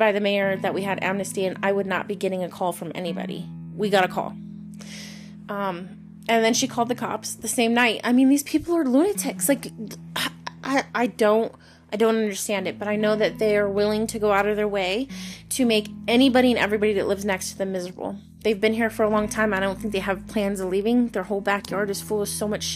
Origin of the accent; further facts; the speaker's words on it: Henderson, Nevada, United States; moved away as an adult; I grew up in Henderson, which is outside of Vegas